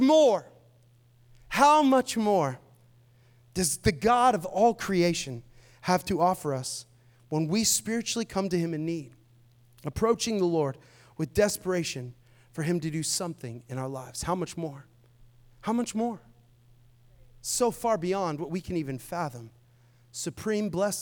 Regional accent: Seattle, Washington, United States; now in Tampa, United States; I'm from Seattle

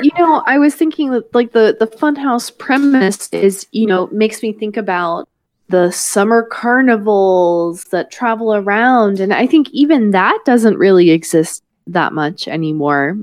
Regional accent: the South, United States; I'm from the South

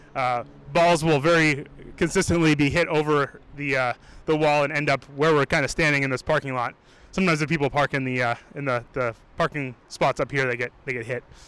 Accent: Maine, United States; moved away as an adult; also born or lived in Los Angeles; now in Boston, United States; I'm from Maine. Uh, spent some time in Maine, went to school in Maine, and then I wanted to go to film school, so I came down to Boston

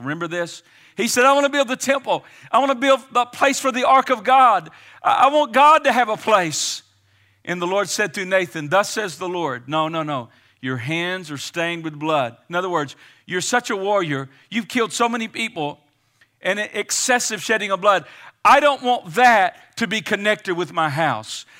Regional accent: United States; I'm American today. I'm an American citizen

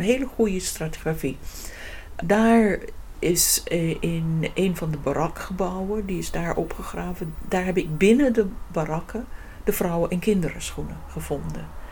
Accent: England, United Kingdom; Dutch is a second language; moved away as an adult; now in Netherlands; Ik ben oorspronkelijk uit Engeland gekomen om in Nederland

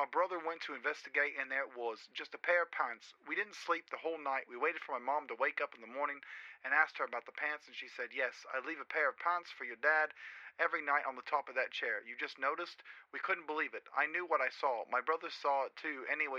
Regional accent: Peru; English is a second language; I'm originally from Peru, so please forgive my grammar.

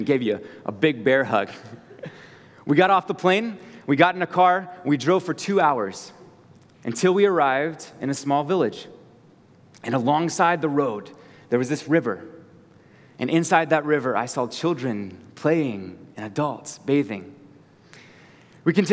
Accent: Virginia, United States; moved away as an adult; now in Colorado, United States; I grew up in the beautiful state of Virginia, just to the east of you.

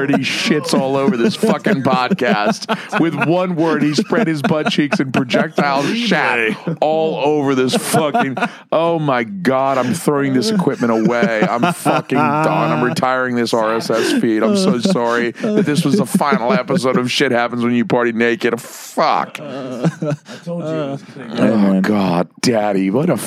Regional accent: the South, United States; We are born in the South

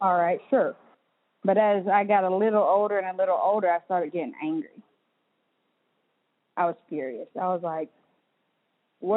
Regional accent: Cherokee, North Carolina, United States; I grew up in Cherokee, North Carolina, Paint Town community, with my mom mostly

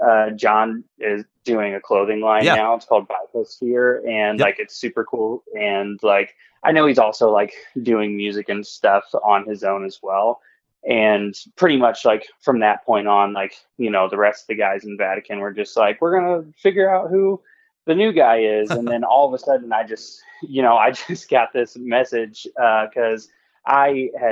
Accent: Indianapolis, Indiana, United States; we're from Indianapolis

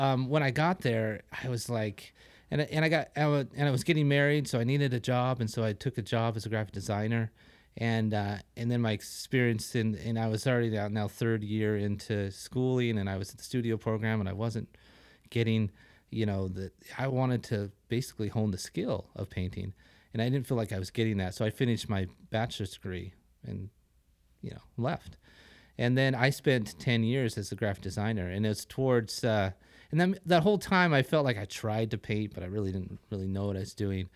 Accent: northern Wyoming, United States; moved away; I grew up in Wa, in northern Wyoming.

